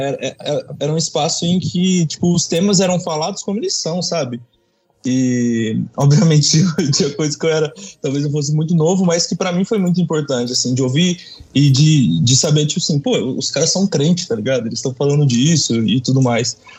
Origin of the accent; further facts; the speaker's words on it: São Paulo, Brazil; eu sou paulista, mas meu pai é ah, de Juiz de Fora